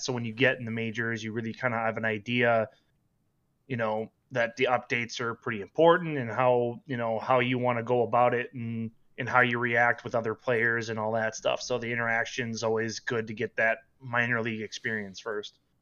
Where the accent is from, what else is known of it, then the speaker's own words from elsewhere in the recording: Minnesota, United States; accent: northern; Born and raised Minnesota